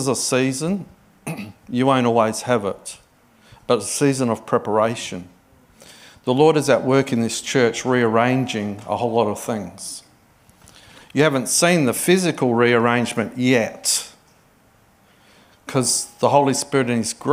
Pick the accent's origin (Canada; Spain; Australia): Australia; Adelaide, South Australia; moved away as an adult; now in Sydney, Australia; it's wonderful to be in Adelaide. Adelaide's my hometown.